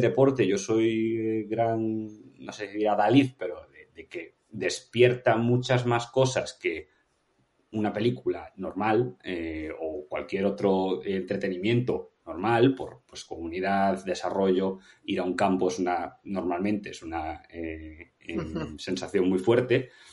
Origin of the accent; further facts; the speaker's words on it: Vigo, Galicia, Spain; yo soy de Vigo y me encanta el Celta